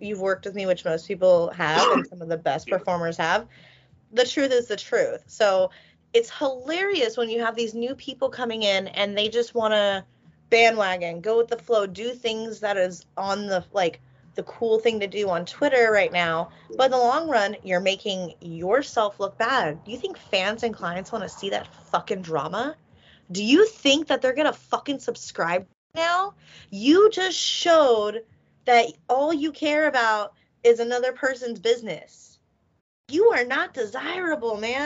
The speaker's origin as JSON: {"language": "English", "town": "Philadelphia", "region": "Pennsylvania", "country": "United States", "said": "I'm from Philly"}